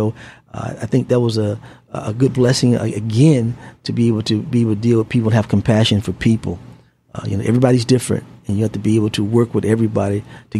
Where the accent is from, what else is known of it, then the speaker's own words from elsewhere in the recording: Tampa, Florida, United States; I was born right here in Tampa, Florida. Born and raised. Went to local public high schools here at Tampa Bay, Texas, where I graduated from.